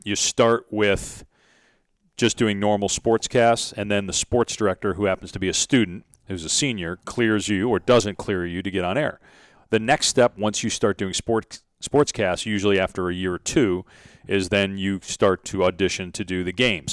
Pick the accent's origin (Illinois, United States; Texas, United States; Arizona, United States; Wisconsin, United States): Wisconsin, United States; Madison; moved away; I grew up in Madison, Wisconsin